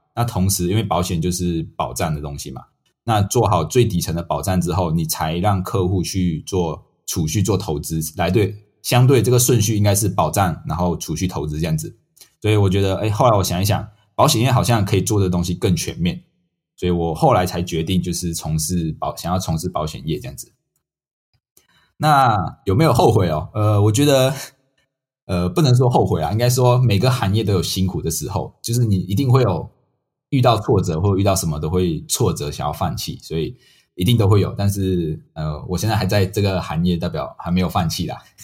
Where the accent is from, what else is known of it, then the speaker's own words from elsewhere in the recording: Malaysia; moved away as an adult; now in Taiwan; 我是马来西亚人，那我从马来西亚来到台湾念书